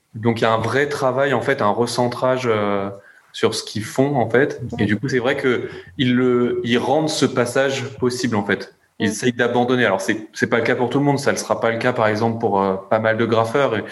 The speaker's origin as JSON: {"language": "French", "country": "France", "said": "on est français"}